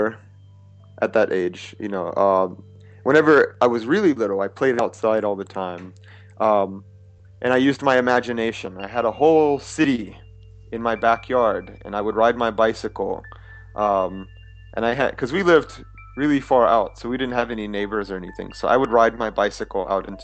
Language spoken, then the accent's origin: English; Louisiana, United States; moved away as an adult; now in Tokyo, Japan; we were really poor in Louisiana. It's the state I grew up in.